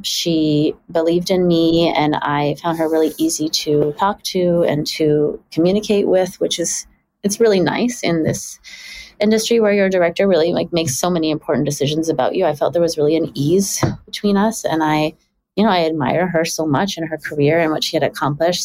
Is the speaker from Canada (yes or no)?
yes; Richmond, British Columbia, Canada; also born or lived in Toronto; we moved to Richmond, BC when I was six from Toronto.